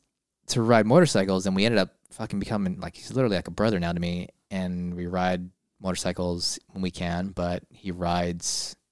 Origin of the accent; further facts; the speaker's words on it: San Diego, California, United States; I am from San Diego.